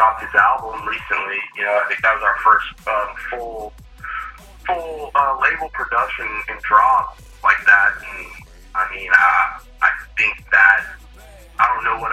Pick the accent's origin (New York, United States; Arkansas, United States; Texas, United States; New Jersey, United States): Texas, United States; Carrollton; I grew up in Carrollton, like Farmers Branch area.